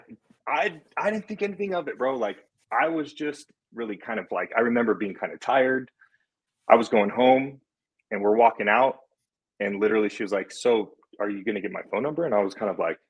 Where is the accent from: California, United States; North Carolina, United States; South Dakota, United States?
California, United States; Fullerton; moved away as an adult; now in Las Vegas, United States; I grew up in Fullerton. It's a small town in Orange County.